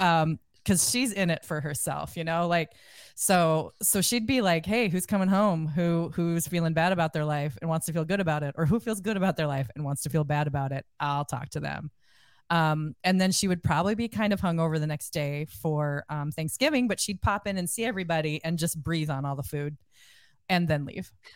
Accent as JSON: {"language": "English", "region": "Iowa", "country": "United States", "said": "I'm from Iowa"}